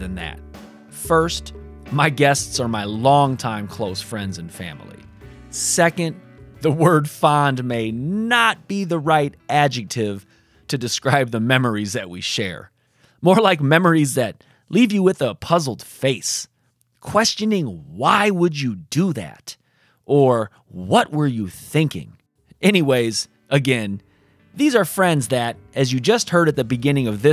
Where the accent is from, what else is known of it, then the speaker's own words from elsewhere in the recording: South Bend, Indiana, United States; our times growing up in Sunnymead in South Bend, Indiana